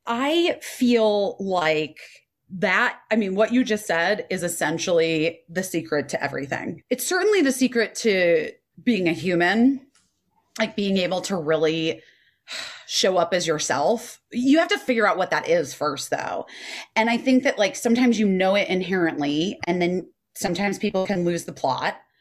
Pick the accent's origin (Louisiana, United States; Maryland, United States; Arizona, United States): Arizona, United States; Scottsdale; because I grew up in Arizona and Scottsdale